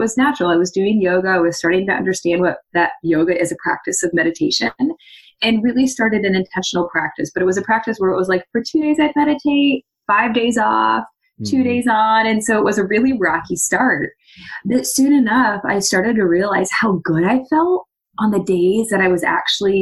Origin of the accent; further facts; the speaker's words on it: Saginaw, Michigan, United States; moved away; also born or lived in Grand Rapids / North Carolina / Chicago; I was born and raised in Saginaw, Michigan.